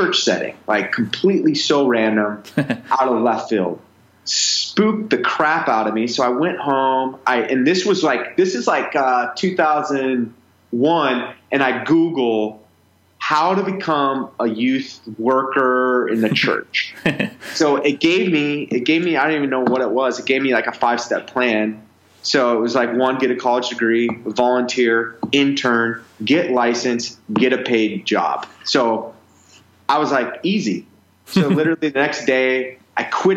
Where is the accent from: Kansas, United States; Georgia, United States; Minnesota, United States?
Minnesota, United States; Minneapolis; also born or lived in Arizona; I was raised in Minneapolis, Minnesota, up north